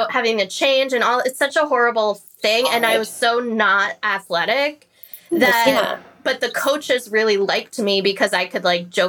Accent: Florida, United States; I grew up in Florida.

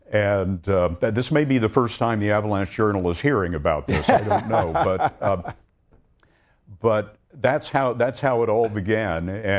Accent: Lubbock, Texas, United States; The people that I grew up with in Lubbock, Texas, it's a farming community.

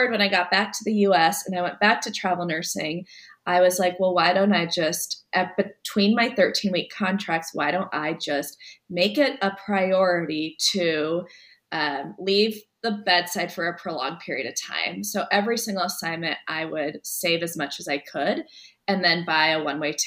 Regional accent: Nebraska, United States; moved away; I was from Nebraska

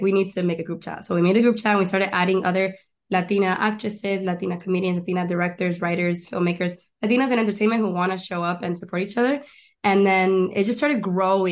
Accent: Miami, Florida, United States; moved away as an adult; also born or lived in Argentina / El Chaco, Argentina / Gainesville, Florida / Doral, Florida; now in Los Angeles, United States; I was born in Miami, raised in Argentina, and then I went to school in North Florida.

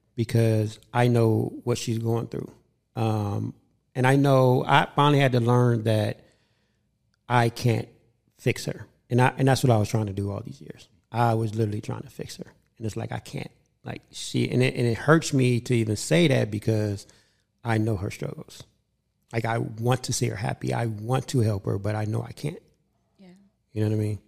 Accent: Los Angeles, California, United States; I grew up in South Central

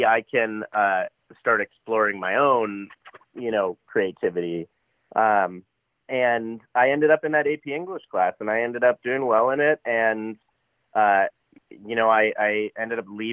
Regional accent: Los Angeles, California, United States; I was always from LA, and people would go, where are you from? And I'm from

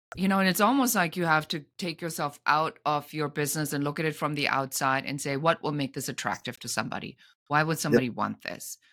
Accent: Germany; now in Los Angeles, United States; I'm an immigrant from Germany living in Los Angeles

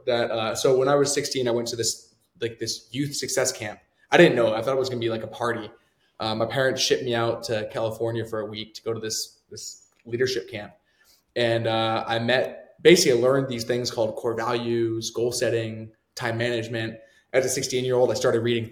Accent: Canada; moved away; I'm from Canada originally

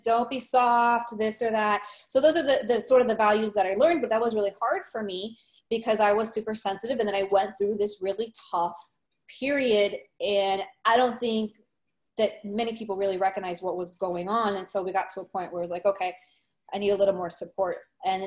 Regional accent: Miami, Florida, United States; I'm actually from Miami. I'm born and raised here.

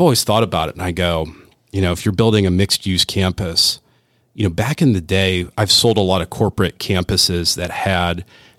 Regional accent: Rust Belt, United States; I'm from the Rust Belt. My family came here as immigrants, worked in the steel mills and, you know, in Cleveland and didn't speak English and had to work.

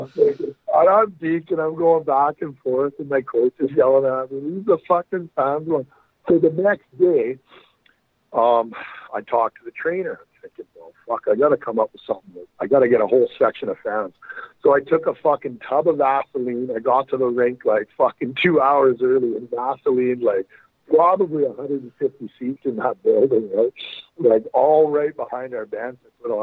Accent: Brooks, Alberta, Canada

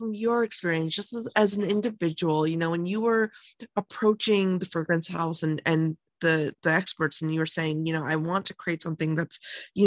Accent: Lansing, Michigan, United States; growing up, I grew up in Lansing

